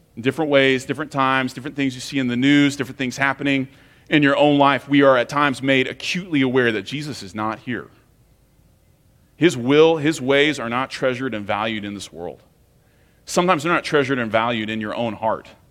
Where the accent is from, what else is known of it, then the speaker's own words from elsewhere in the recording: United States; especially as American Christians